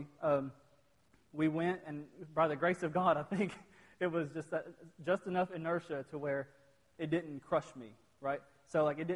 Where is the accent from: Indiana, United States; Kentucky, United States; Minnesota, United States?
Kentucky, United States; Virgie; also born or lived in Pikeville, Kentucky; I'm from Virgie, Kentucky